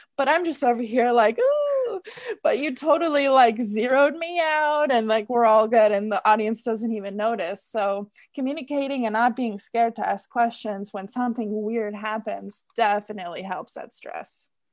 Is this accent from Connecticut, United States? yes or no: no; Michigan, United States; moved away as an adult; I grew up in Michigan